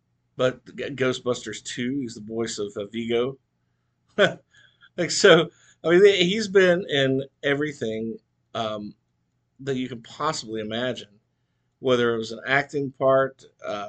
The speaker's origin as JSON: {"language": "English", "region": "the South", "country": "United States", "tie": "born or raised there", "said": "growing up in the South"}